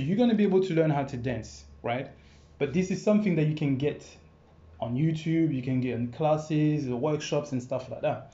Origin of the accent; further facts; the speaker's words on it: France; English is a second language; moved away as an adult; also born or lived in Congo; now in London, United Kingdom; born in Congo actually, yeah. and I left there when I was five years old, and then I went to France. And I lived in France, kind of like I think about 15 years